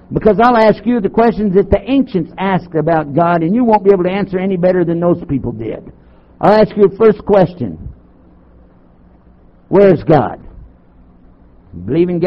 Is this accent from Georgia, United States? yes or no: no; Texas, United States; I'm from Texas